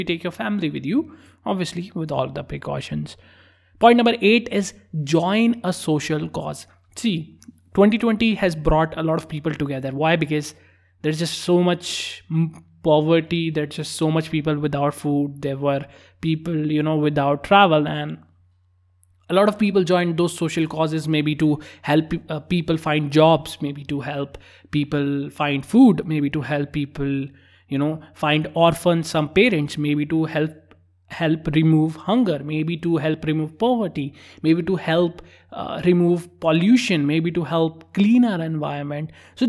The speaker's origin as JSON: {"language": "English", "region": "northern India", "country": "India", "also_born_or_lived": "Maharashtra / Tamil Nadu", "said": "So I lived in Maharashtra, I lived in Tamil Nadu, and those are the places that I lived in, and I'm particularly from Northern India."}